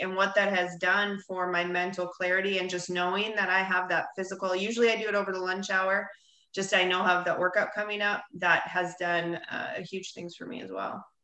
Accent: Bonita Springs, Florida, United States; here in my hometown, Bonita Springs, Florida.

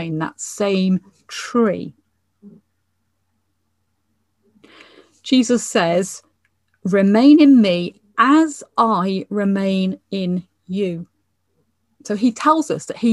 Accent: England, United Kingdom; now in Scotland, United Kingdom; as an English person

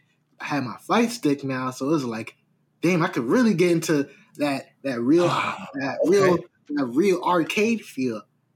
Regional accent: New York, United States; me as a New Yorker

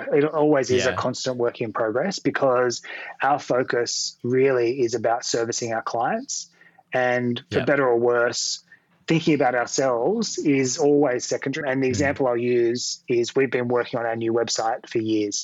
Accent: Sydney, New South Wales, Australia; I grew up in Western Sydney originally

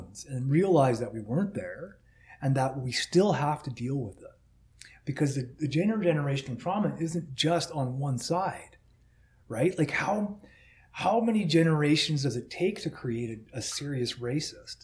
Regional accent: United States; now in Canada; I'm an American

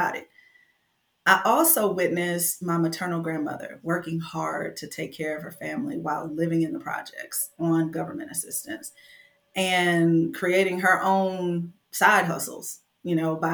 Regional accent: Flint, Michigan, United States; I was born and raised in Flint, Michigan in the 80s

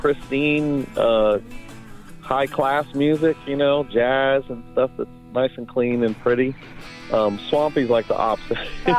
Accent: Las Vegas, Nevada, United States; Yeah, we're all from Las Vegas.

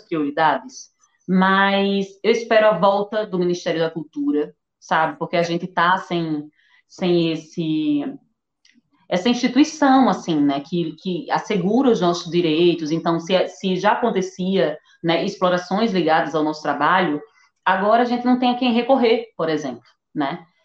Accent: Northeast Region, Brazil; como nordestina

